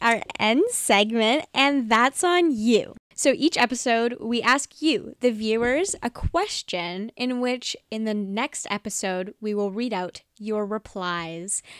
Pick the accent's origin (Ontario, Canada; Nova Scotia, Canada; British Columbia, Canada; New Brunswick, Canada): British Columbia, Canada; Vancouver; I'm a young woman living in Vancouver, grew up in Vancouver